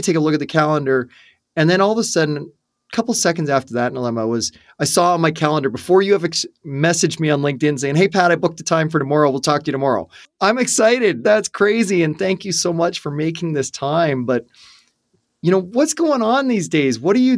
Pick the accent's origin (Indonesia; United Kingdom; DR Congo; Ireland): Ireland; I talk a lot because I'm Irish and I kiss the Blarney Stone